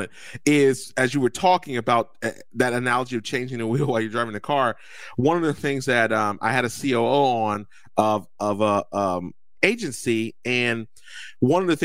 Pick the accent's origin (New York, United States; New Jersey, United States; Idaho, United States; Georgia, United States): New Jersey, United States; moved away; I'm from Jersey